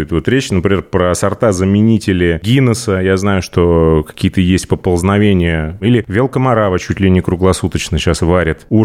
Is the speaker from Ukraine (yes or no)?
no; Saint Petersburg, Russia; Ну, я, например, я родился в Ленинграде.